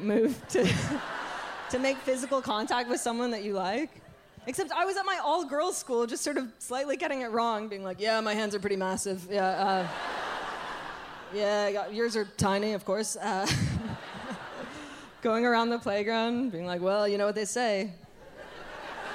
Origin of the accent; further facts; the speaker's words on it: Canada; I'm very Canadian to my core.